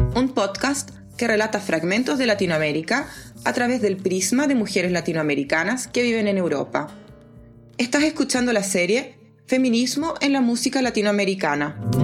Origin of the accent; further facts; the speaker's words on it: Argentina; mi pueblo natal de Calufú